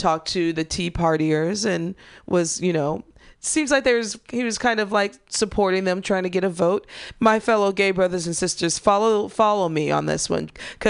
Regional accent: Midwest, United States; I should know that. I'm from the Midwest.

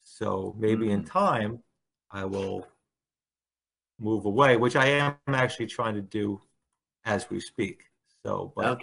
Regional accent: Bayonne, New Jersey, United States; also born or lived in Staten Island, New York; I grew up in Bayonne, and I went to college in Staten Island

